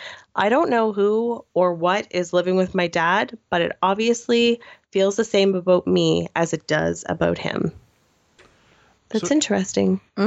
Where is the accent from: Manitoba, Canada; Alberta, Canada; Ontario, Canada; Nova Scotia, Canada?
Nova Scotia, Canada; moved away; My hometown is a former mining town in Nova Scotia. Growing up, I hated the place. And so as soon as the opportunity to leave presented itself, I was gone.